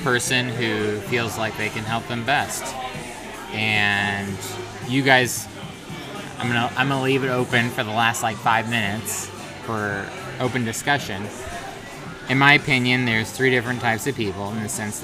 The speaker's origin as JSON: {"language": "English", "region": "Southern Illinois", "country": "United States", "also_born_or_lived": "Nashville, Tennessee", "moved": "yes", "lives_now": "Denver, United States", "said": "I'm from Southern Illinois, in case y'all didn't know. Now you know, because I said y'all"}